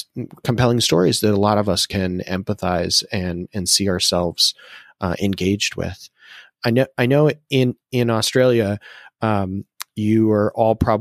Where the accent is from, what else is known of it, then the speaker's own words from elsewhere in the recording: Massachusetts, United States; I'm from Massachusetts